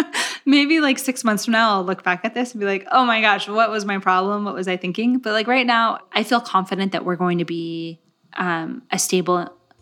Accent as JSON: {"language": "English", "town": "Gilroy", "region": "California", "country": "United States", "tie": "born or raised there", "said": "I grew up in Gilroy. Garlic capital of the world."}